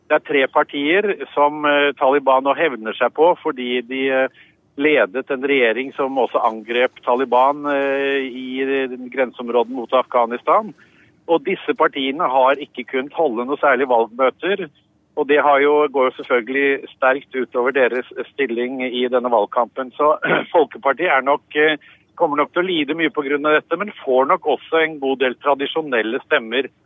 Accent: Pakistan; Vi kommer fra, eh, fra Pakistan til Rikin Ja.

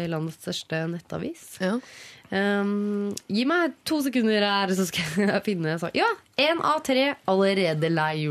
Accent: Norway; kommer man jo til et annet nytt land, og du har jo ikke nærheten av like stort nettverk som det du har hjemme i Norge.

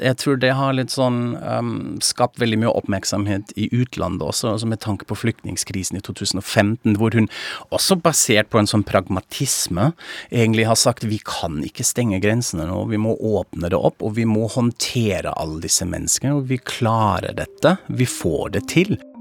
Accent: Frankfurt am Main, Hesse, Germany; now in Norway; jeg er tysk, fra Frankfurt am Main

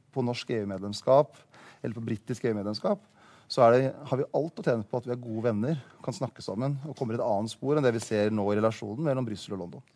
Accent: Hamar, Innlandet, Norway; min hjemby

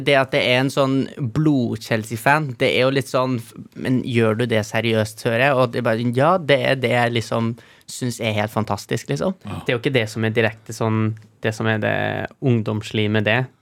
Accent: Trofors, Nordland, Norway; vi er hjemme på Trofors

